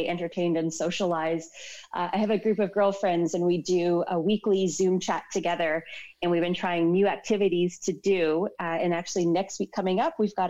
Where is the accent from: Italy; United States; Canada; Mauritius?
Canada; Toronto, Ontario; moved away as an adult; now in London; I'm actually born and raised in Toronto and I just moved here to London about 5 months ago